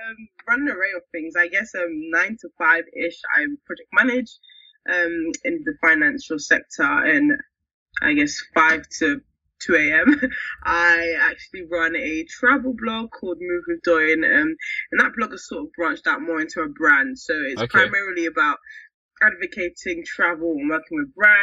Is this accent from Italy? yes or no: no; London, United Kingdom; I was brought up in Peckham